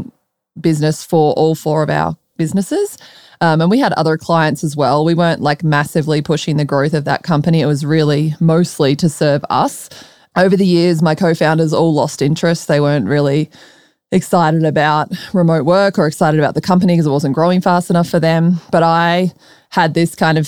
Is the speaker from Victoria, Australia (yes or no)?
yes; Melbourne, Victoria, Australia; moved away as an adult; also born or lived in Colorado, United States; now in Austin, United States; I'm from Melbourne